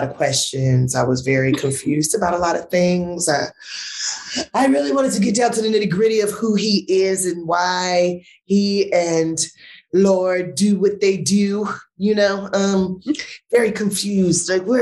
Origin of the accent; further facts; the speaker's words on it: Los Angeles, California, United States; I grew up in South Central